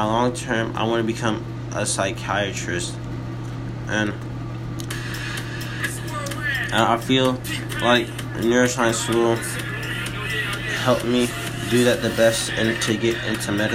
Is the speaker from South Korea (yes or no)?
no; Birmingham, Alabama, United States; my parents are from Nigeria. However, I'm from Brooklyn Hospital, and that's down the street from the UAB campus. That's probably why I don't have an accent